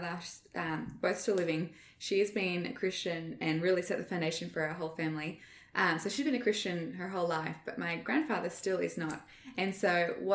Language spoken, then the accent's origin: English; Australia; moved away; as an Australian